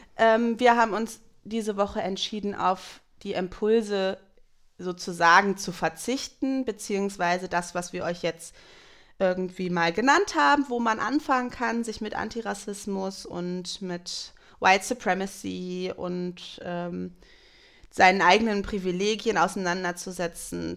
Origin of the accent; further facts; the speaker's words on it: Germany; wir als Deutsche